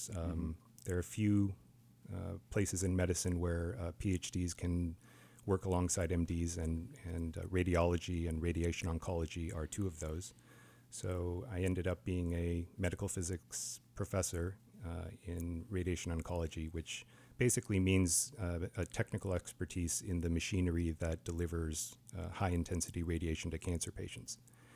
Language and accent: English; Wyoming, United States; I was born in Wyoming, actually. My parents immigrated here from South Korea, and they jumped through all the hoops to become American citizens about 50 years ago. So I grew up in kind of the mountain states